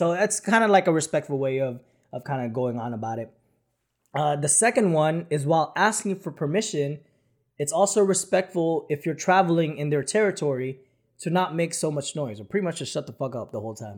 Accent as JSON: {"language": "English", "country": "Philippines", "tie": "born or raised there", "moved": "yes", "said": "when I was growing up in the Philippines"}